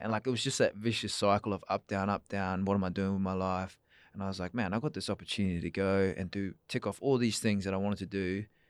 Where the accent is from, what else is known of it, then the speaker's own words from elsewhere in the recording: Perth, Western Australia, Australia; also born or lived in New Zealand; I was born, uh, yeah, in New Zealand, but I grew up in Australia, yeah, so I moved over here with my parents